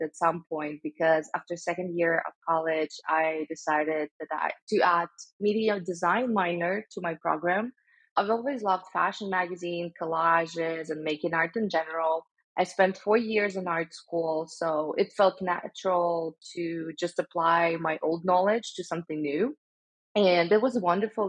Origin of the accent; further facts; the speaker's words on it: Stavropol, Stavropol Krai, Russia; moved away as an adult; also born or lived in St. Petersburg, Russia; now in United States; I was born in Stavropol. This is a small city in the Russian North Caucasus region